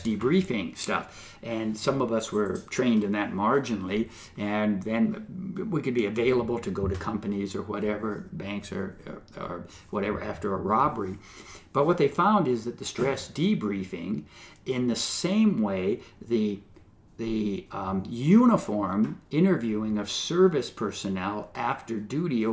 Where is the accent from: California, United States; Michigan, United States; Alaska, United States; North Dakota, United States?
California, United States; Southern; I was growing up in Southern California